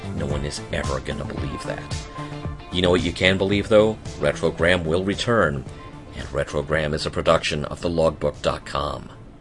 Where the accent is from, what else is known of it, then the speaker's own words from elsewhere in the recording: United States; as an American